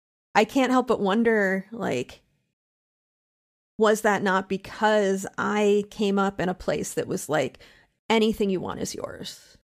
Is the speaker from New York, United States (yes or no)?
no; Pennsylvania, United States; You know, I'm from Central Pennsylvania, which as soon as I said it, you got an image in your mind of what Central Pennsylvania means. and I was from a college town.